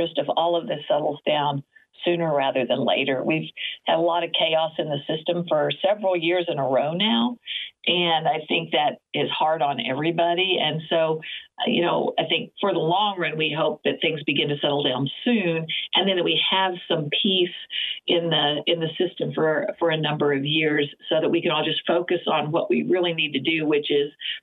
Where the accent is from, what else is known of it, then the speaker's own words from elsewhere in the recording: Oklahoma, United States; I grew up being in Oklahoma.